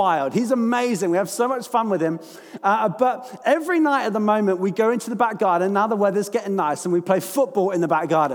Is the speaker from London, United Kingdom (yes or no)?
yes; London, United Kingdom; I'm from London.